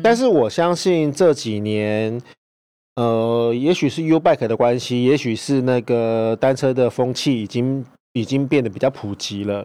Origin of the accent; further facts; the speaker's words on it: Hualien, Hualien County, Taiwan; 我就是花莲的代表